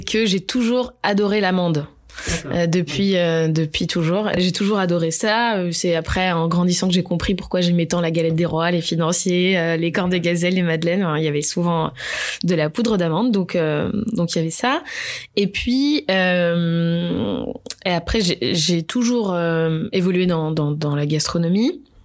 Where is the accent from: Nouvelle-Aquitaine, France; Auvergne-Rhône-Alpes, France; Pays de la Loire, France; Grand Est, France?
Nouvelle-Aquitaine, France; Bordeaux; also born or lived in Marseille; je suis de Bordeaux. J'ai grandi, j'ai grandi presque toute ma vie à Bordeaux